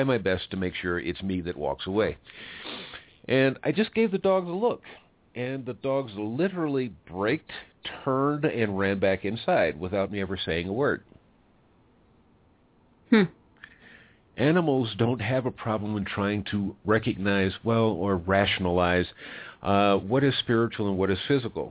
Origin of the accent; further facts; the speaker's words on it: United States; now in Mexico; now I'm an American, lives in Mexico